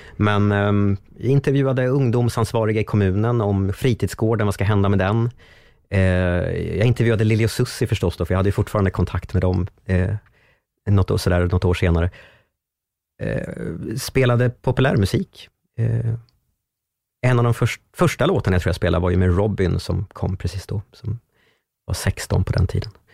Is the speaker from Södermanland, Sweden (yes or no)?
yes; Strängnäs, Södermanland, Sweden; moved away; bodde hemma i Strängnäs fortfarande